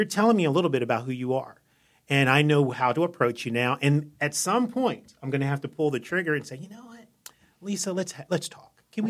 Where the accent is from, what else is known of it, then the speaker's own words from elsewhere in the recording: Columbia, Maryland, United States; moved away as an adult; also born or lived in Albany, New York / Jacksonville, Florida; now in Wilmington, United States; I grew up in Columbia, Maryland